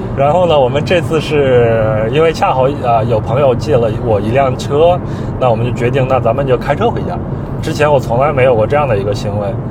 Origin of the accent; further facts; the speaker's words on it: Henan, China; now in Beijing, China; 是我们这次回河南的这趟历程，回河南玉溪我的老家的一个历程